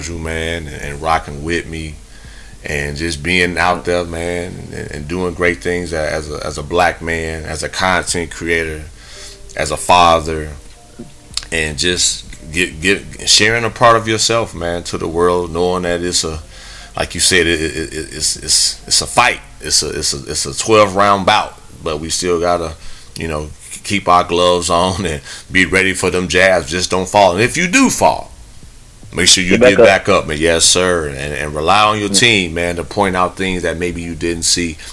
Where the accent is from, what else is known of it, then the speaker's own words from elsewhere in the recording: Midwest, United States; moved away; growing up in the Midwest I I don't live there no more